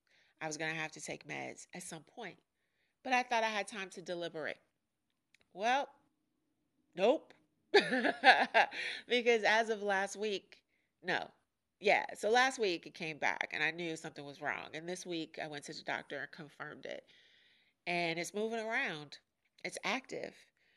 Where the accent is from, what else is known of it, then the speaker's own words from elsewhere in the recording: New York, United States; accent: New York; don't really have a New York accent anymore. And I used to live in England. Of course, I'm not British born, so I didn't keep my accent.